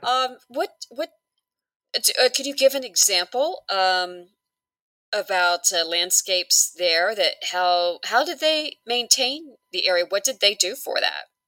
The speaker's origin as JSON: {"language": "English", "region": "Hawaii", "country": "United States", "said": "I'm originally from Hawaii"}